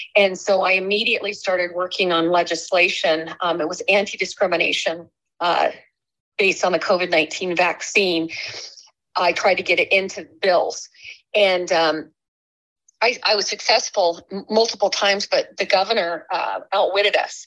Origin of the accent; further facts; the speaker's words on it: Alaska, United States; born and raised in Alaska